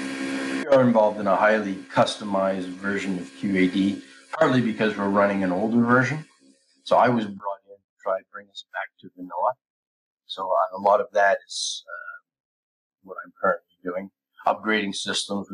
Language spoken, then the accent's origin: English; Canada; moved away as an adult; I'm Canadian.